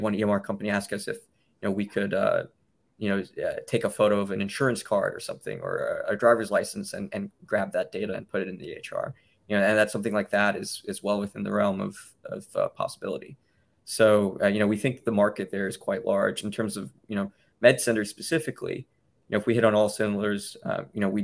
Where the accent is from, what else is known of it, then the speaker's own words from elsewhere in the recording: Memphis, Tennessee, United States; moved away as an adult; also born or lived in Cambridge, Massachusetts / New York; I was born and raised in Memphis